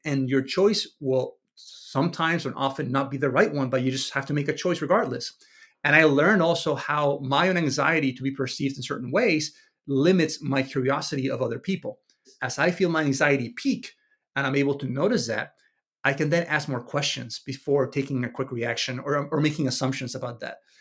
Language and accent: English; Venezuela; moved away; I was raised in Venezuela in the early, the early, the eighties and nineties